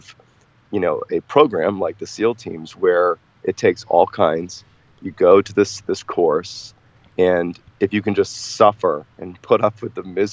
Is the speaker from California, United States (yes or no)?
no; Boston, Massachusetts, United States; I grew up in Boston, Mass